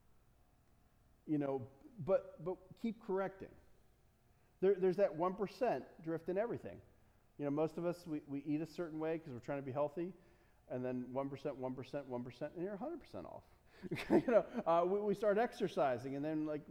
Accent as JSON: {"language": "English", "country": "United States", "said": "I'm an American"}